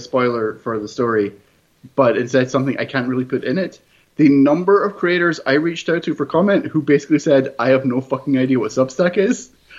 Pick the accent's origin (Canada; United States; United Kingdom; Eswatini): United Kingdom; I'm quite British.